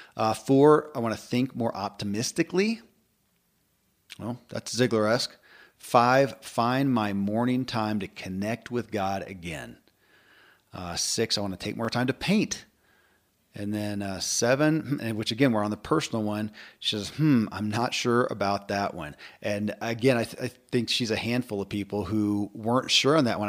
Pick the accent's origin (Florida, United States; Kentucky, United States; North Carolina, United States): Kentucky, United States; born or raised there